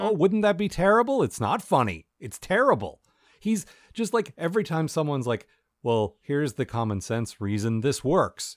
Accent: United States; as an American

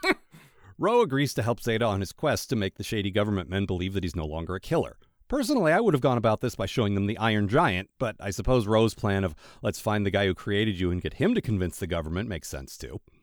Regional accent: Maryland, United States; I'm from Maryland

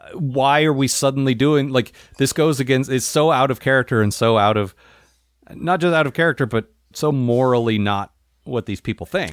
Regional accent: United States; as an American

